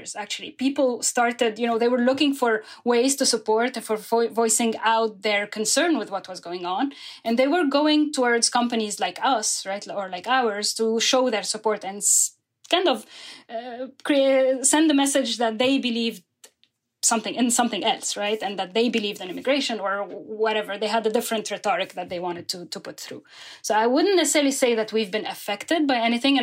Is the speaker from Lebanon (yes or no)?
yes; Lebanon; moved away as an adult; now in New York, United States; I'm originally from Lebanon. I came to New York in 2013